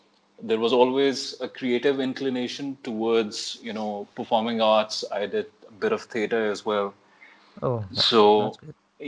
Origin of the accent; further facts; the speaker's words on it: Islamabad, Islamabad Capital Territory, Pakistan; moved away as an adult; now in Karachi, Pakistan; I'm originally from Islamabad. I recently moved to Karachi